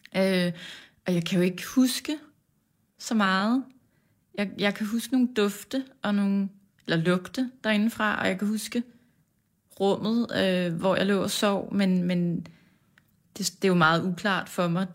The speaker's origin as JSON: {"language": "Danish", "town": "Farum", "region": "Capital Region of Denmark", "country": "Denmark", "tie": "born or raised there", "said": "vi voksede op øh, i et parcelhus på en villavej"}